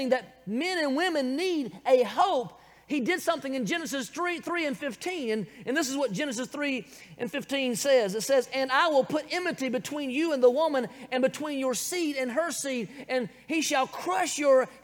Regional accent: Bible Belt, the South, United States; accent: southern; I was born, raised right here in the good old South in the Bible Belt

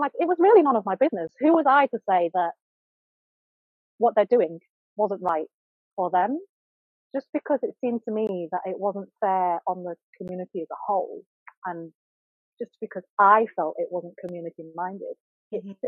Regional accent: Yorkshire and the Humber, United Kingdom; I'm also Cantonese born. My parents are Cantonese, and I was raised in Yorkshire

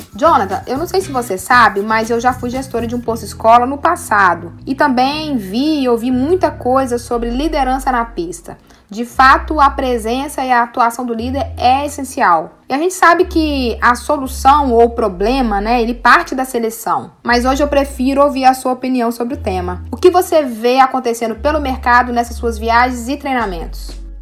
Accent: Minas Gerais, Brazil; Eu sou de Minas

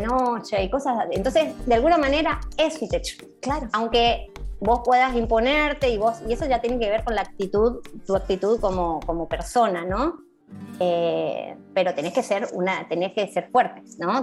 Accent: Chaco, Argentina; now in Buenos Aires, Argentina; acá en Buenos Aires, yo soy del Chaco.

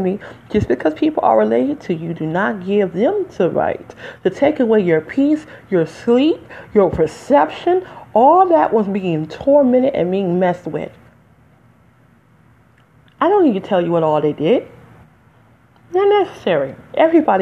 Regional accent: Detroit, Michigan, United States; accent: African American; now in New Jersey, United States; I'm from Detroit, by the way. But I live in Jersey today

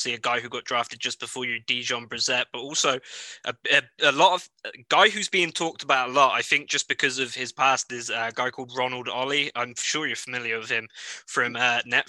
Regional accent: United Kingdom; my home country, the UK

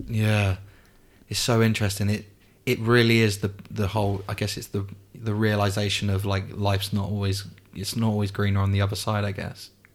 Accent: England, United Kingdom; I'm obviously English, but my dad's side of the family is Spanish

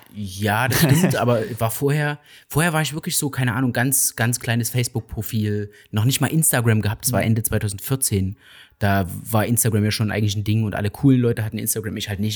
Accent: Saxony, Germany; ich komme aus Sachsen

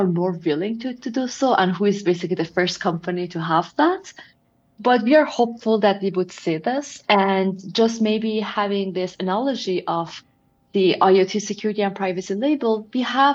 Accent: Iran; moved away as an adult; now in United States; I'm originally from Iran, and I was there till I was, I believe, 22 years old. So for the majority of my life, I was actually living in Iran.

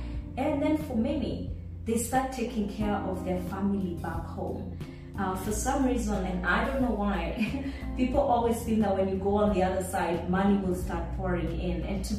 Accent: Nairobi, Kenya; I was raised in Nairobi, in one of the suburbs that people would consider to be a leafy suburb.

